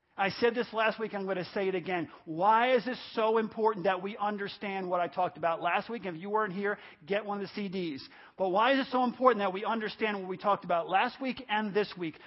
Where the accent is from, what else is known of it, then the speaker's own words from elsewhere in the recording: New York, United States; the apartment complex I grew up in New York